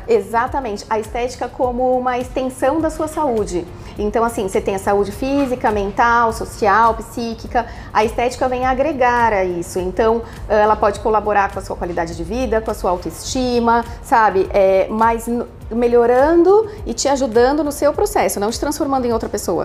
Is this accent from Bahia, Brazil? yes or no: no; São Paulo, Brazil; moved away as an adult; now in Londrina, Brazil; eu sou de São Paulo, capital.